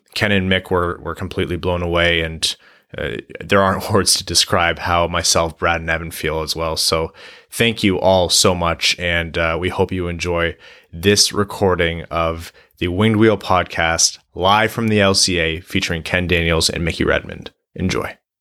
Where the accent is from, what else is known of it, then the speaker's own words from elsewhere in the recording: Windsor, Ontario, Canada; I grew up in Windsor